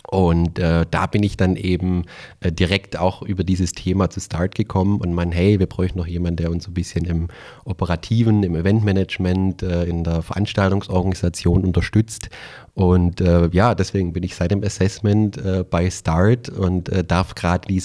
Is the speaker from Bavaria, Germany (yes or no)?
no; Calw, Baden-Württemberg, Germany; hast du ja gerade schon erwähnt. Ich komme aus der Nähe von Stuttgart, aus dem äh, schönen Kalf, äh, so am Rande des Schwarzwaldes, Hermann Hesse Geburtsstadt.